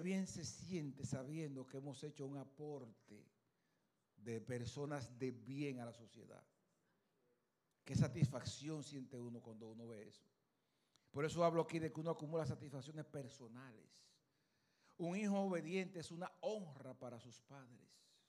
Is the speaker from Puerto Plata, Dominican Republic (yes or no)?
yes; Luperón, Puerto Plata, Dominican Republic; Yo soy de Puerto Plata, Luperón, Puerto Plata